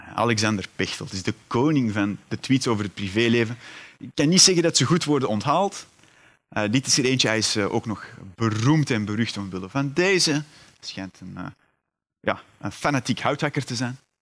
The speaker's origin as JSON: {"language": "Dutch", "town": "Antwerp", "region": "Flanders", "country": "Belgium", "said": "U hoort het, ik ben afkomstig uit Vlaanderen, uit Antwerpen meer bepaald."}